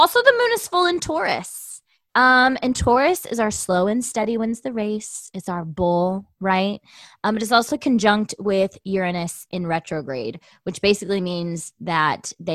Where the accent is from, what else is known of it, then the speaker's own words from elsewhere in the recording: Tucson, Arizona, United States; moved away; I love my hometown